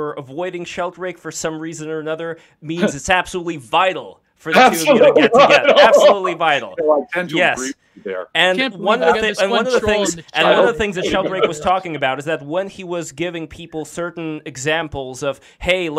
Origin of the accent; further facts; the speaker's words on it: Saint Petersburg, Russia; accent: Russian; moved away; I'm from St. Petersburg